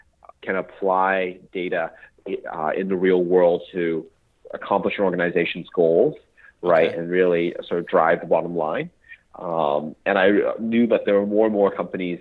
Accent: Portland, Oregon, United States; moved away as an adult; also born or lived in Princeton; I grew up in Portland, Oregon

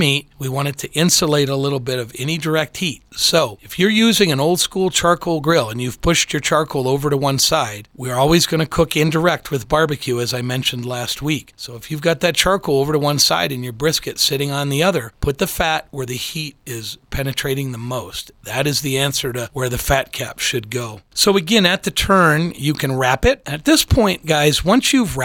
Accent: Midwest, United States; I grew up in the Midwest

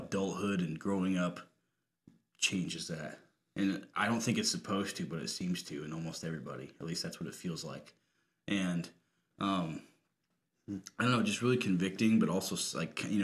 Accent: Rochester, United States; moved away; my hometown

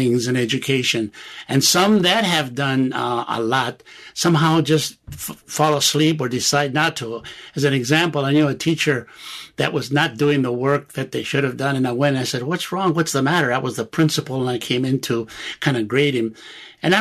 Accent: Los Angeles, California, United States; also born or lived in Santa Barbara; I lived in the barrios of East L.A. All through high school.

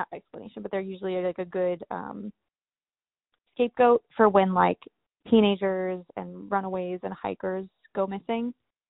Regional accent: Cleveland, Ohio, United States; I'm from Cleveland and I never knew this.

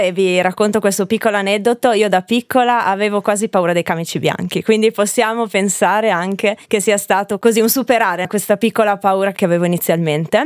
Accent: Bergamo, Lombardy, Italy; moved away as an adult; also born or lived in Liguria; io nasco in Lombardia, a Bergamo, e sono fiera delle mie origini

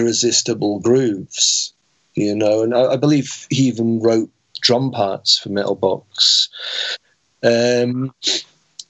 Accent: Weymouth, South West England, United Kingdom; growing up in Weymouth

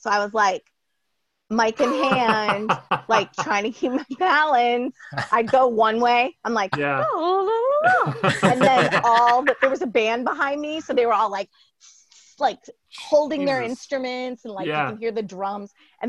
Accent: Maine, United States; now in Boston, United States; I grew up in Maine and I'm a strong swimmer. And I also grew up on boats

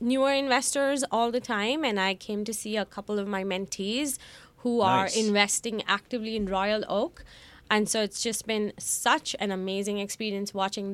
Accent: India; moved away as an adult; now in Detroit, United States; I grew up in India, moved to the country in 2006

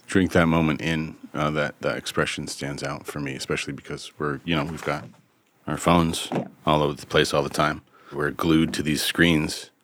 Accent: Vermont, United States; here is my home state of Vermont. I am what the locals refer to as a woodchuck, uh, meaning that my family's been in the state

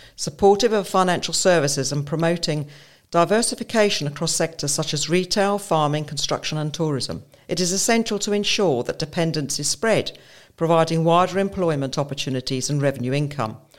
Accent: Jersey; I was born and raised in Jersey to a farming family

